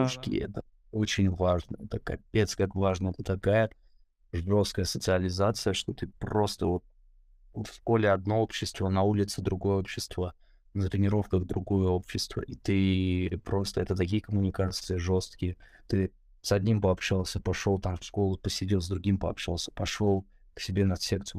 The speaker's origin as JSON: {"language": "Russian", "region": "Moscow", "country": "Russia", "tie": "born or raised there", "said": "московское воспитание"}